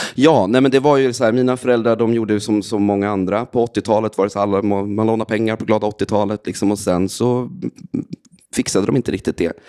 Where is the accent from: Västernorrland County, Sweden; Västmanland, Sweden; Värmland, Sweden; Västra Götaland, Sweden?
Västmanland, Sweden; Västerås; Jag är från Västerås eh, från början, så jag växte upp där